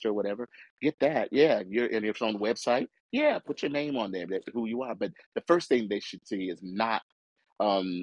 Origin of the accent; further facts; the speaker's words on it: United States; I was born in America